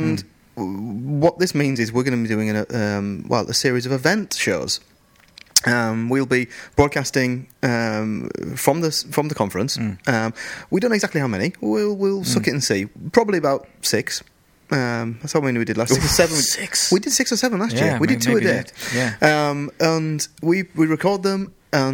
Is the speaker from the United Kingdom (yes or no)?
yes; England, United Kingdom; now in Sweden; as an Englishman